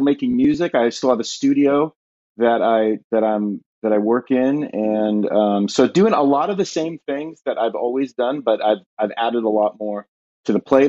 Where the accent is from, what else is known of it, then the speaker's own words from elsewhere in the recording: Southern California, United States; moved away as an adult; now in Ashland, United States; born and raised in Southern California, then, uh, relocated to Ohio almost twelve years ago